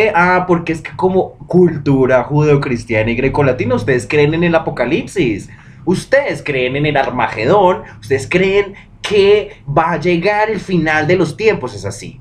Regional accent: Bogotá, Colombia; uno siendo bogotano, uno mm, siendo de acá arriba en las montañas

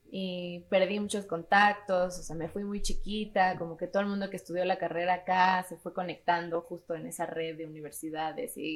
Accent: Mexico City, Mexico; also born or lived in London; Soy de la Ciudad de México.

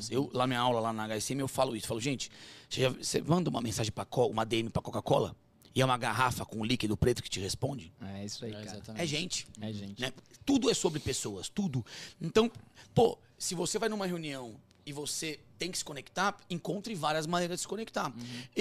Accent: Sorocaba, São Paulo, Brazil; a gente é de Sorocaba.

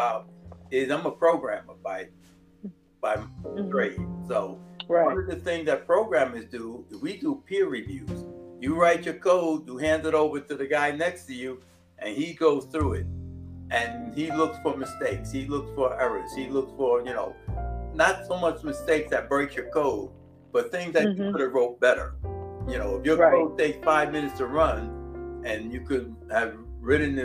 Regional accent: New York, United States; we're from New York

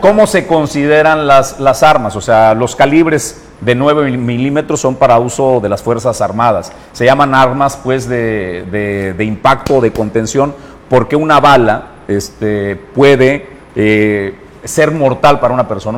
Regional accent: Mexico; vivimos en el pueblo de México como mexicano

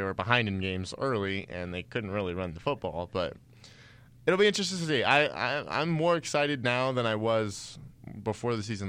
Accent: Denver, Colorado, United States; I'm from Denver

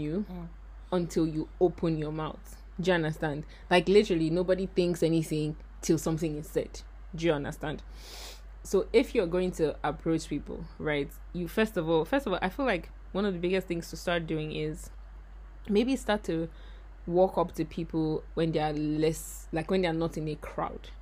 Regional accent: Nigeria; moved away as an adult; also born or lived in Ghana; I'm Nigerian

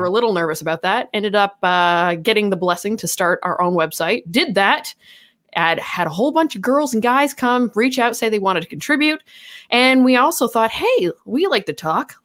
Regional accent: Canada; we are Canadian.

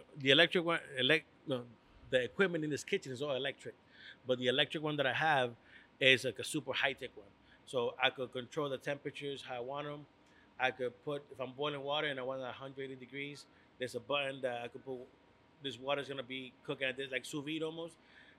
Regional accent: Hartford, Connecticut, United States; also born or lived in Puerto Rico; So back in the days in the north end of Hartford, I grew up on Albany Avenue. My uncle used to live there. So when I moved from Puerto Rico, I lived on Albany Avenue.

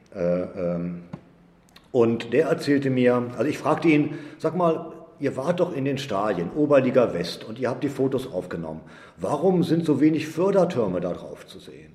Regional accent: Edemissen, Lower Saxony, Germany; moved away as an adult; now in Herne, Germany; ich komme eigentlich aus Edemissen, einem 500 Seelendorf äh, in Niedersachsen im Leinetal.

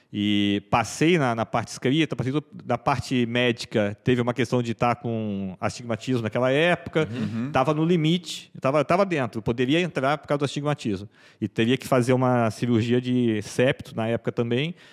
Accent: São Paulo, Brazil; eu sou eu sou natural de São Paulo, né?

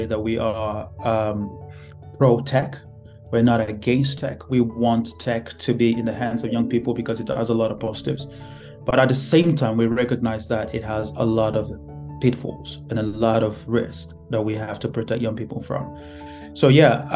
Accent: Nigeria; moved away as an adult; now in United Kingdom; I came from Nigeria, my home country, to live in the UK.

